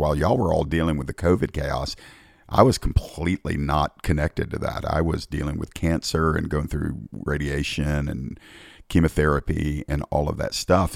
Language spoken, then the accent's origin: English; Georgia, United States; my home state of Georgia